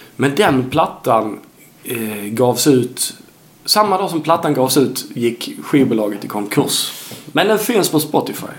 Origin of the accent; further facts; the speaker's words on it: Sweden; also born or lived in Helsingborg; som svensk